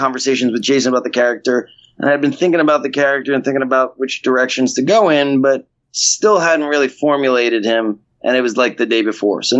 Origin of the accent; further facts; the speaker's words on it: New York City, New York, United States; Growing up in New York